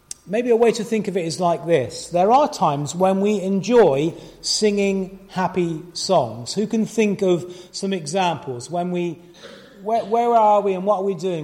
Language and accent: English; Gloucester, South West England, United Kingdom; moved away; we were doing a concert last night in Gloucester, my hometown. It was really lovely to be back there in the church where Ingrid and I spent our teenage years and beyond.